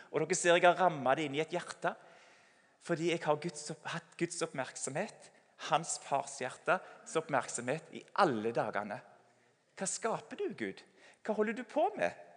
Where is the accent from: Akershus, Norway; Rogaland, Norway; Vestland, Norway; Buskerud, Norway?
Rogaland, Norway; Sauda; Sauda, der jeg kommer fra